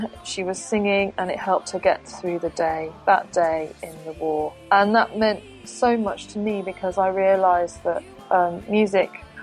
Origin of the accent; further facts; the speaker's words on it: United Kingdom; Being a British person and being born in Great Britain